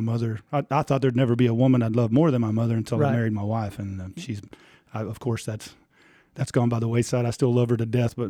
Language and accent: English; Tulia, Texas, United States; We are originally from Tulia. That's where we moved from here in 2020.